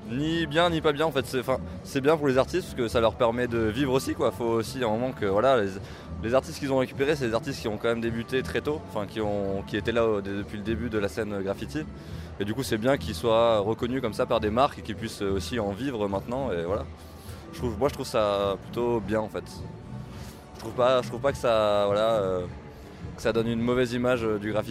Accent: Lyon, Auvergne-Rhône-Alpes, France; À Lyon, on est lyonnais.

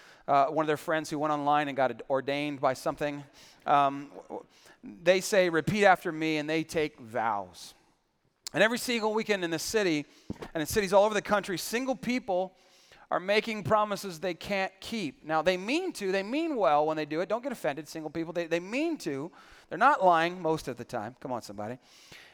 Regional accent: San Antonio, Texas, United States; I grew up in San Antonio

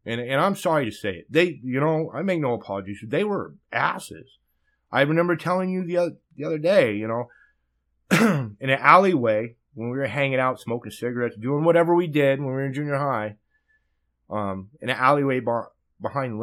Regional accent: the Valley, California, United States; growing up in the Valley

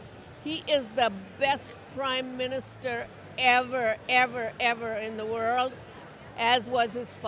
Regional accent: Indore, Madhya Pradesh, India; now in Winnipeg, Canada; I'm originally from Indore, India. I've been in Winnipeg for the last 51 years

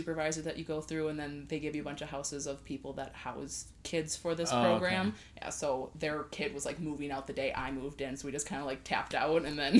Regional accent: Wisconsin, United States; I am from Wisconsin. I wear shorts and blizzards.

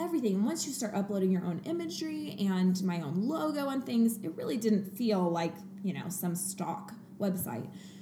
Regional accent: Coeur d'Alene, Idaho, United States; moved away; also born or lived in Portland; I grew up in Coeur d'Alene, but living in Portland for a few years.

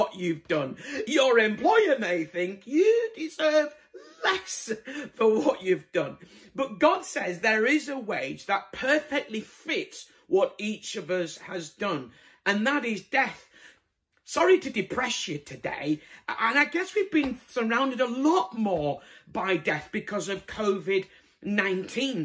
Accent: Bradford, Yorkshire and the Humber, United Kingdom; moved away; I'm originally from Bradford

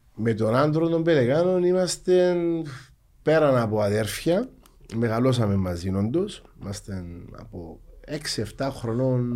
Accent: Larnaca, Larnaca District, Cyprus; Αγαπώ την πόλη μου, λατρεύω ε, γεννήθηκα εκεί, μεγάλωσα εκεί, αντρώθηκα επαγγελματικά εκεί

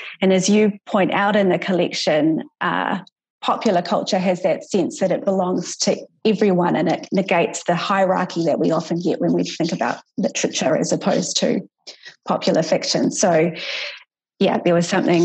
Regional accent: New Zealand; as a New Zealander

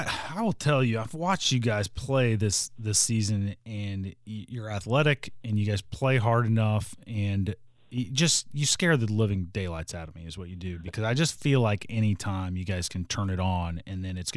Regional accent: Southern Illinois, United States; I'm from Southern Illinois as well.

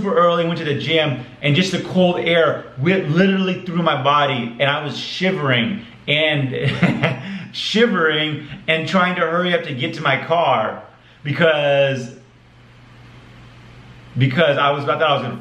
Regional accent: Arizona, United States; I'm from Arizona.

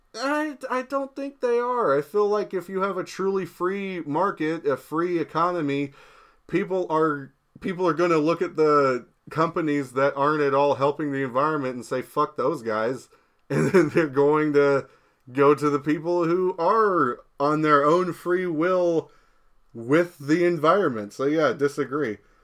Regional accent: United States; I'm American

